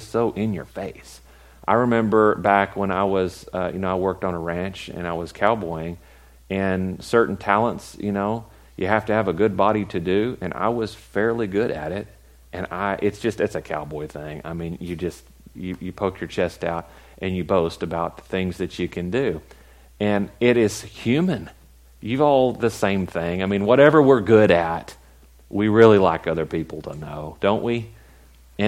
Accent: West Texas, United States; I'm from West Texas

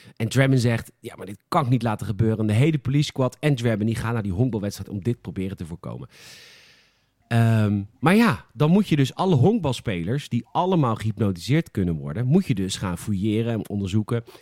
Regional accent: Boskoop, South Holland, Netherlands; ik kom natuurlijk uit Boskoop.

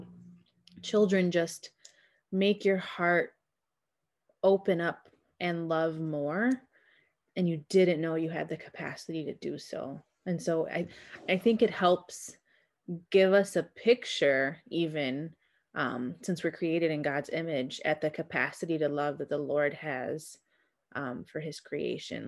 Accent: Chicago, Illinois, United States; as a Chicagoan

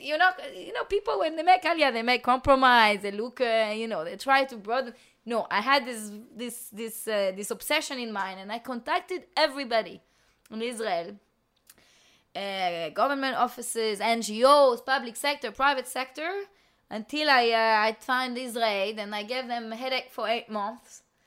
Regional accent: France; moved away as an adult; also born or lived in New York / South Sudan; I'm from France

